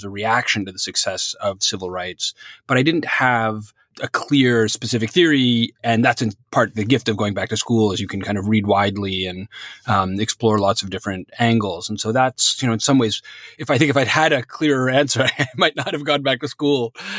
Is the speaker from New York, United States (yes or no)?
yes; New York, United States; when I was growing up in New York in the 80s and 90s